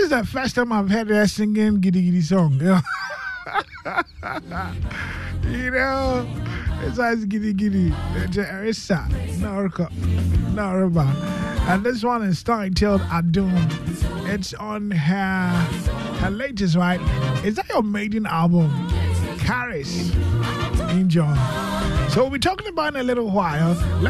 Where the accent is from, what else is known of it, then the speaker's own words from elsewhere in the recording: Nungua, Greater Accra, Ghana; from Nungwa.